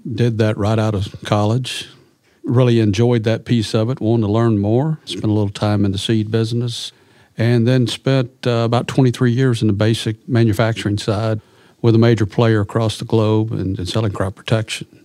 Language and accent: English; Clarendon, Arkansas, United States; I grew up in Arkansas, a little farm community in eastern Arkansas, uh, over there on the White River, a little community called Clarendon.